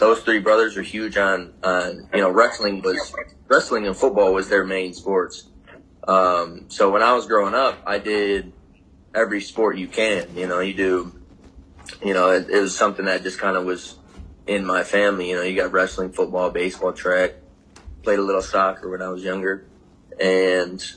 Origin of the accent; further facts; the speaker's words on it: Michigan, United States; moved away as an adult; I was born and raised in Michigan